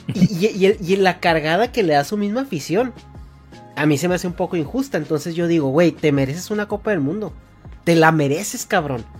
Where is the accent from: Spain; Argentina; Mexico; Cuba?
Mexico; hasta mi adolescencia, en México